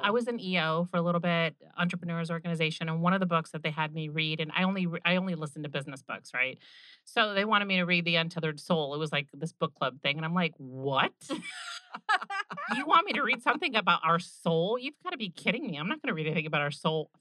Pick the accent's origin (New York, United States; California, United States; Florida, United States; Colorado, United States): Florida, United States; Orlando; I grew up going in Orlando to Bay Hill